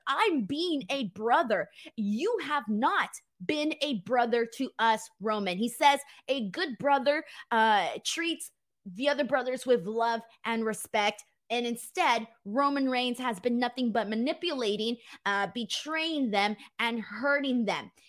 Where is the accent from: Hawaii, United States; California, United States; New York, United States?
California, United States; As a Californian